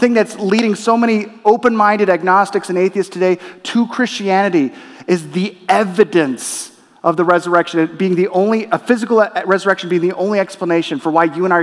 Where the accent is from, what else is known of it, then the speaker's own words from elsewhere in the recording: Torrance, California, United States; also born or lived in La Crescenta, California; my family, we moved from La Crescenta, California to Torrance, California. And within Torrance, we were in the Los Angeles Unified School District